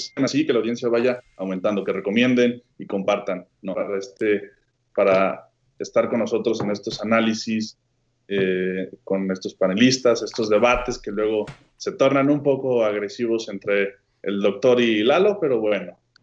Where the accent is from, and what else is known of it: Mexico